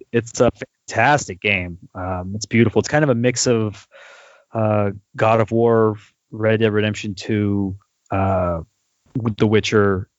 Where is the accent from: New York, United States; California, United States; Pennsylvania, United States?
California, United States; I'm from California